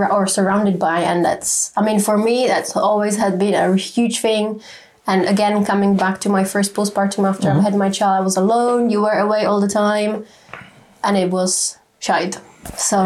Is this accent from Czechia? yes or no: yes; Czechia; moved away as an adult; now in United Kingdom; we come originally from the Czech Republic